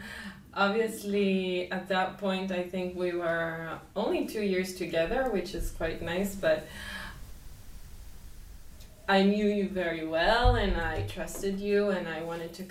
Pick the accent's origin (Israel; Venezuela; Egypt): Israel; moved away as an adult; I grew up in Israel my whole life.